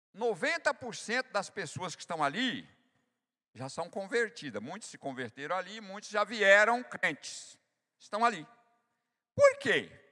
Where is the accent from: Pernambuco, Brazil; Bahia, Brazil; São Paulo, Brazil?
Bahia, Brazil; eu sou nordestino da Bahia